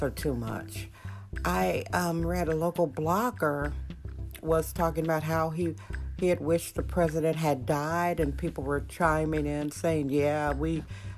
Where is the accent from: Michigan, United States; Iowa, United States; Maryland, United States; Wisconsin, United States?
Wisconsin, United States; Milwaukee; now in San Francisco, United States; That's a suburb of Milwaukee, my hometown, Milwaukee, Wisconsin